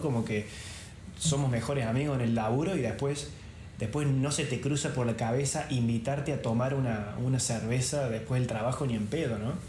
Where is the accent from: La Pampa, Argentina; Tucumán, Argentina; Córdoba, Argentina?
Córdoba, Argentina; moved away as an adult; now in Venice, Italy; los dos somos de Córdoba Capital